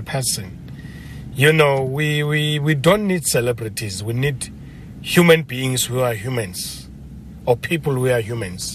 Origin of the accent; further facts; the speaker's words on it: Eastern Cape, South Africa; first language Xhosa; English is a second language; moved away; I'm originally from the Eastern Cape, so I speak Xhosa